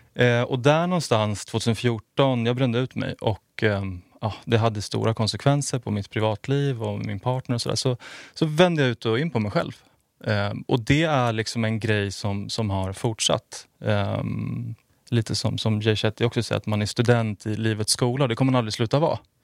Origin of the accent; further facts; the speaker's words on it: outside Stockholm, Stockholm County, Sweden; also born or lived in Finland (half-Finnish ancestry); jag är född utanför Stockholm, har bott